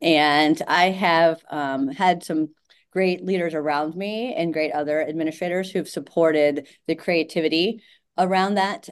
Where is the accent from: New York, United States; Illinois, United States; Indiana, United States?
Indiana, United States; Indianapolis; moved away as an adult; also born or lived in Georgia; I grew up in Indianapolis and was tired of playing soccer in the snow